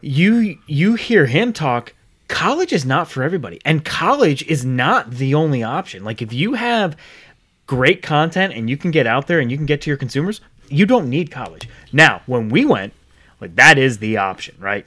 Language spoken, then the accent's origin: English; Rhode Island, United States; now in Charlotte, United States; I grew up in Rhode Island. moved down here in ninety-nine. So I'm not originally from Charlotte